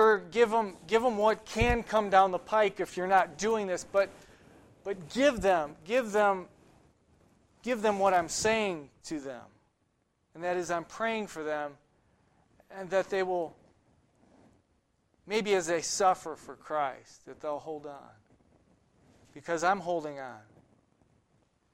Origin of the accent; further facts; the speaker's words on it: Ohio, United States; growing up in Ohio